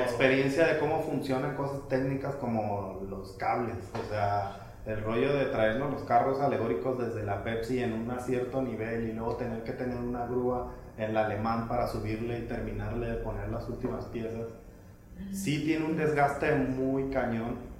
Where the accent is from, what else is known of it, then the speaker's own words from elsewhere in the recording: Mazatlán, Sinaloa, Mexico; moved away; muy mazatleco, muy sinaloense, ya sabes, como, como muy neto